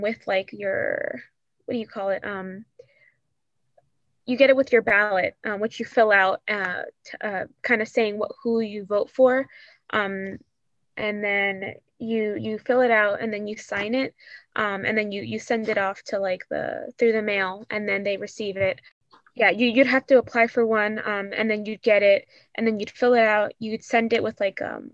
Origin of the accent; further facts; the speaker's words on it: Suffolk County, Long Island, New York, United States; I come from Long Island. I come more specifically from Suffolk County